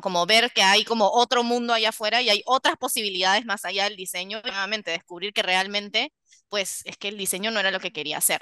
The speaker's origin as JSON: {"language": "Spanish", "country": "Peru", "also_born_or_lived": "New York / Paris", "moved": "as an adult"}